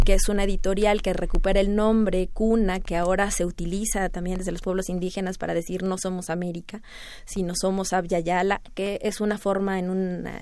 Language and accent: Spanish; Mexico; estudiar como mexicana, ¿verdad? Formada en México